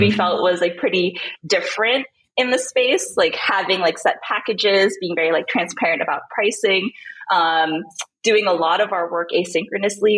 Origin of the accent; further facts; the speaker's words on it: Manila, Metro Manila, Philippines; moved away as an adult; also born or lived in Southern California, United States / San Francisco Bay Area, United States; now in Lisbon, Portugal; when I was five years old, my family moved to Manila, Philippines, which is where we're originally from. So I pretty much grew up there